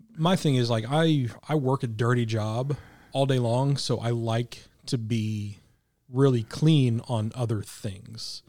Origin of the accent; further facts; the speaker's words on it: Midwest, United States; growing up in the Midwest